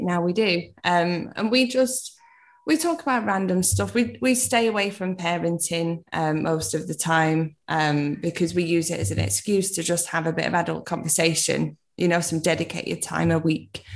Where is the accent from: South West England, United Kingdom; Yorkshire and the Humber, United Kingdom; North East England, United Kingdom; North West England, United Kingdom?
North West England, United Kingdom; Manchester; I'm from Manchester